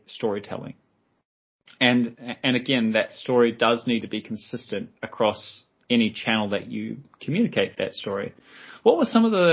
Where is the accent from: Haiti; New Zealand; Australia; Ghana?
New Zealand; I'm from New Zealand